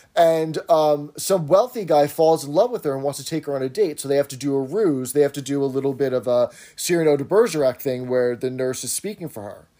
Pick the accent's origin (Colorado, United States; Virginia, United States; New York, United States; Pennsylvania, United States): New York, United States; New York City; I grew up in Brooklyn